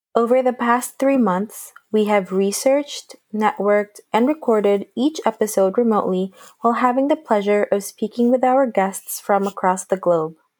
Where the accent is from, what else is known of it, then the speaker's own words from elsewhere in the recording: Baltimore, Maryland, United States; I'm from Baltimore, Maryland.